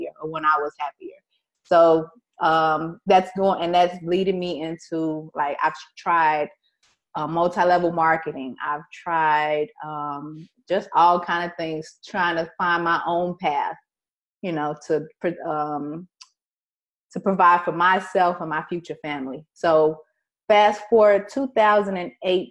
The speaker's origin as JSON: {"language": "English", "town": "Chicago", "region": "Illinois", "country": "United States", "said": "I am from Chicago"}